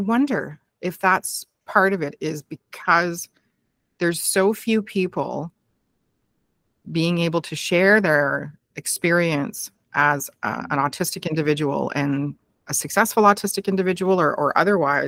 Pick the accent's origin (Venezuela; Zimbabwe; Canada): Canada; I'm so Canadian